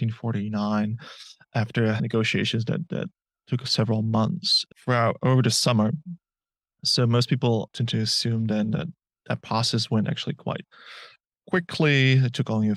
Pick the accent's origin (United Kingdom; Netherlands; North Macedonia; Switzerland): Netherlands; southern Netherlands; now in Melbourne, Australia; the place where I grew up, which is in the south of the Netherlands